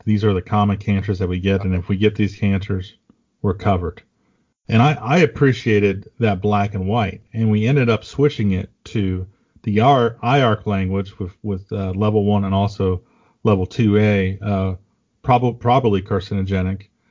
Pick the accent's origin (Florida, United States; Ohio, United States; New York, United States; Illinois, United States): Ohio, United States; I got to bring you to my hometown and uh, hang out in Ohio for a few days